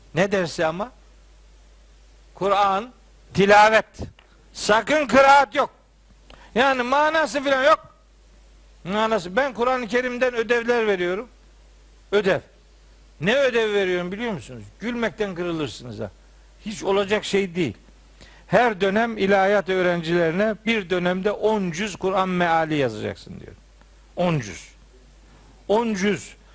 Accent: Trabzon, Turkey; ben Trabzonluyum. Ben, ben Trabzonluluk bende bir şey. Benim ayrılmaz özelliğim.

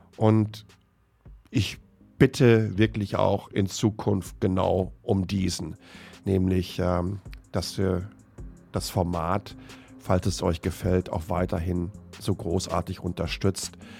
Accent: Germany; born or raised there; moved away

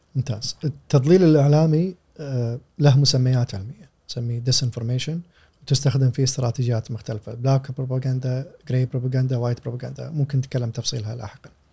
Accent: Kuwait; عندنا في الكويت

